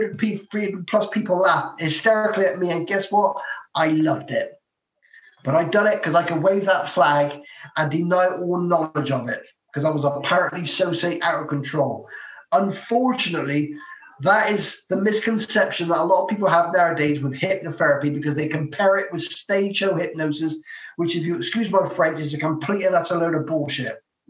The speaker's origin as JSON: {"language": "English", "town": "Bristol", "region": "South West England", "country": "United Kingdom", "said": "I'm from Bristol."}